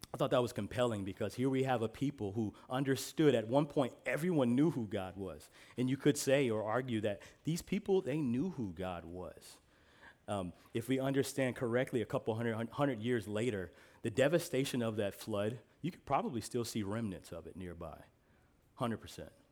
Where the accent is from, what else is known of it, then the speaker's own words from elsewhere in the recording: Midwest, United States; I'm from the Midwest, so we call pop pop